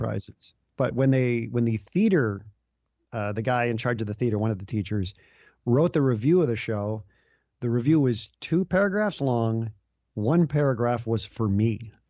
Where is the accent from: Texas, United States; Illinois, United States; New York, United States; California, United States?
Illinois, United States; Chicago; moved away as an adult; I grew up in the Chicago area